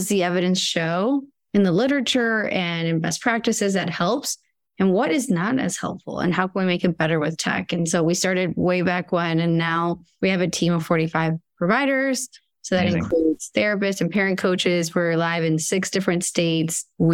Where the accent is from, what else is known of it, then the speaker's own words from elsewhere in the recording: Argentina; moved away; I come from Argentina